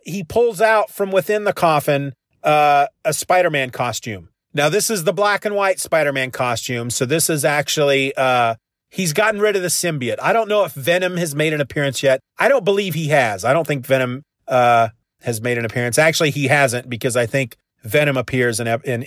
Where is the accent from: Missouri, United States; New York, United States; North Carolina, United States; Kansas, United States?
Kansas, United States; I'm from Kansas